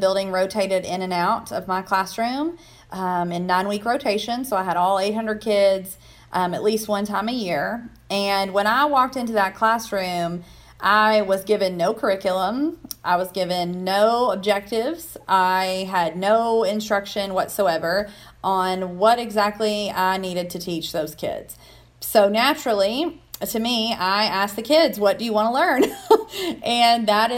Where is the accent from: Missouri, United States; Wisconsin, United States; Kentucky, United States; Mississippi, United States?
Kentucky, United States; Hodgenville; I am born and raised in Hodgenville, Kentucky